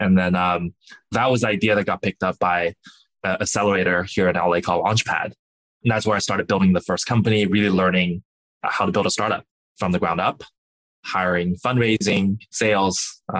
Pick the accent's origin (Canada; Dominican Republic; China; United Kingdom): China; Jinyun, Zhejiang; born there; So I was born in China, a small town. In the Zhejiang province called Jinyun. No one has ever heard of it, but it's pretty remote. It's not very developed, but you know it's beautiful.